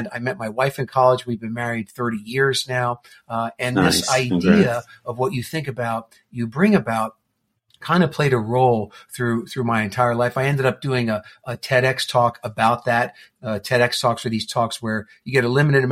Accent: New Jersey, United States; I grew up in New Jersey

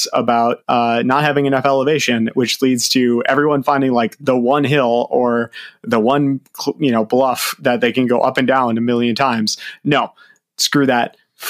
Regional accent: just north of Hutchinson, Minnesota, United States; Birchwood Road Race in Hutchinson, Minnesota. Actually, just a little bit further north, my hometown.

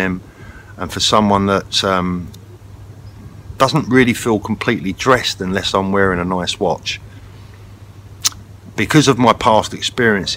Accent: London, United Kingdom; I was brought up in London.

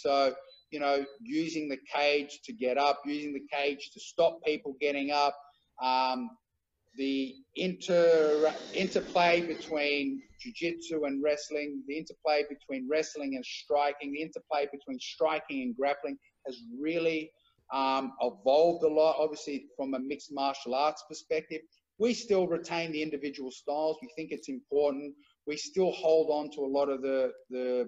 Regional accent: Australia; I'm the Australian UFC and MMA pioneer

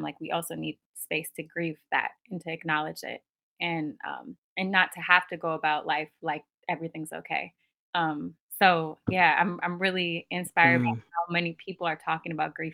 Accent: Minneapolis, Minnesota, United States; moved away; I'm originally from Minneapolis, Minnesota

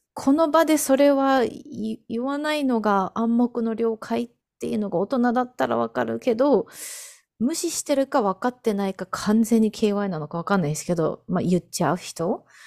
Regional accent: Japan; first language Japanese; now in United States; 日本 人

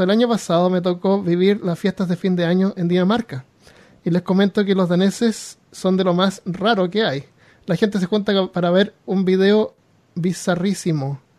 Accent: Chile; Les cuento que soy chileno y, con, y como la mayoría de mis compatriotas he vivido la mayor parte de mi vida en Chile.

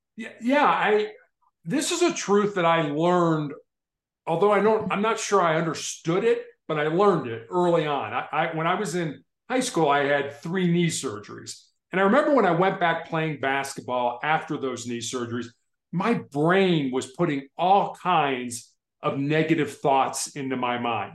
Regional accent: Chicago, Illinois, United States; when I was growing up in Chicago

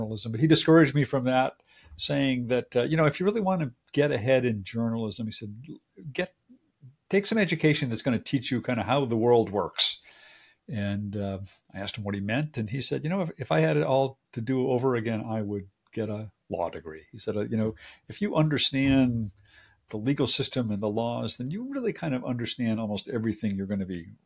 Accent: Agawam, Massachusetts, United States; I grew up in a very, you know, sort of suburban, small town

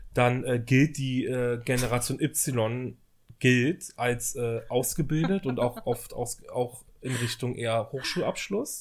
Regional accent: West Germany, Germany; now in Berlin, Germany; ich bin ja im Westen groß geworden

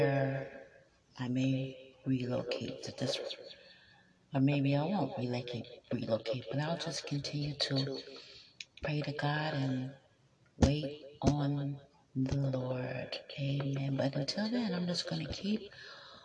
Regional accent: Maryland, United States; moved away as an adult; now in New York, United States; I was born on a military base, Aberdeen Proving Grounds, Maryland. I went to school in Maryland. I went to college in Maryland.

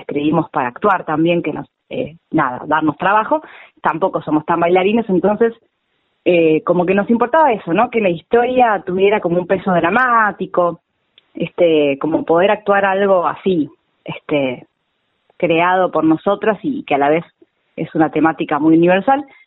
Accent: Temperley, Buenos Aires Province, Argentina; Yo soy oriunda de Temperley

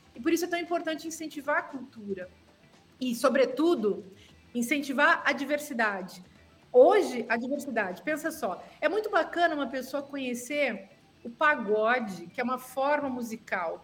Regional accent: Serra Gaúcha, Rio Grande do Sul, Brazil; moved away; a gente tem o mesmo sotaque lá de onde eu venho, da Serra Gaúcha

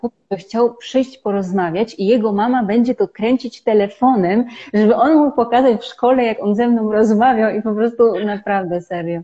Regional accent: Poland; moved away as an adult; now in India; my żyjemy i wychowywaliśmy się w kraju 38-milionowym

